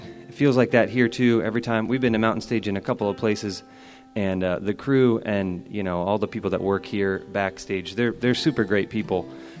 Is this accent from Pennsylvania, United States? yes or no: yes; Pennsylvania, United States; we're not from West Virginia, we're from Pennsylvania